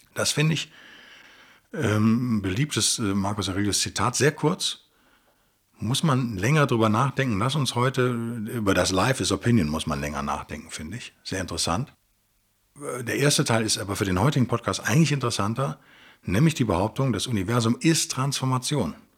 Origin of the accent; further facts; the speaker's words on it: Germany; Bei uns in Europa ist wahrscheinlich, äh, oder in Deutschland speziell